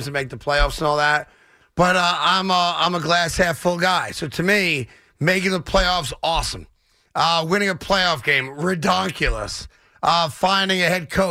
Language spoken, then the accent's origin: English; New York, United States; as a New Yorker